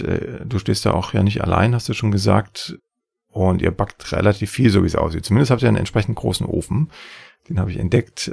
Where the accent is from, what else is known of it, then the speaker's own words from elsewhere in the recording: Saxony, Germany; im schönen Sachsen, meinem Heimatland